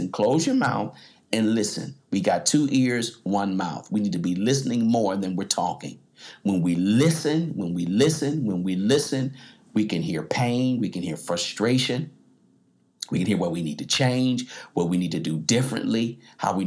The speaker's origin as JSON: {"language": "English", "country": "United States", "said": "I'm an American."}